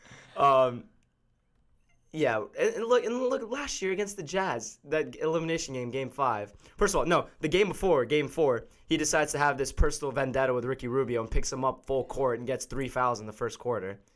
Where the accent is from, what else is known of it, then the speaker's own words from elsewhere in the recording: South Florida, United States; we're all from South Florida